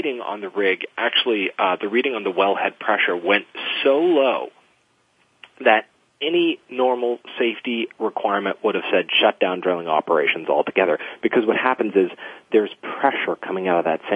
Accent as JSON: {"language": "English", "region": "Louisiana", "country": "United States", "tie": "born or raised there", "moved": "yes", "lives_now": "California, United States", "said": "I grew up in Louisiana and in and around the Gulf Coast"}